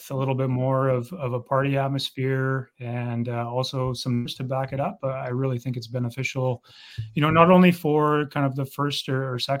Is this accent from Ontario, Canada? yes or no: no; Vancouver, British Columbia, Canada; now in Brandon, Canada; born and raised in Vancouver